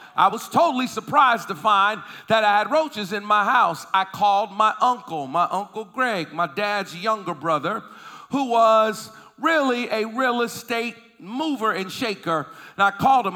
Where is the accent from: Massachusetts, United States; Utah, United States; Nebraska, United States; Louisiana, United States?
Massachusetts, United States; Boston; also born or lived in Philadelphia, Pennsylvania; I was living in Boston, Massachusetts. That's where I was raised, although I was born in Philly, but I was raised in Boston